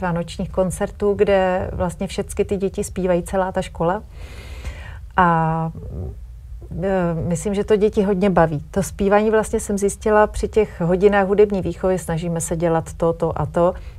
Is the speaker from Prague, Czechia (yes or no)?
yes; Prague, Czechia; now in Brdy region, Czech Republic; my jsme teda původně všichni z Prahy